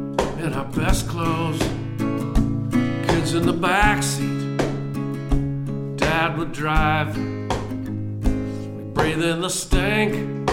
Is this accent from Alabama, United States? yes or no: no; Buffalo, New York, United States; also born or lived in Lackawanna, New York; now in Austin, United States; I grew up just outside of Buffalo, New York, just south of Buffalo.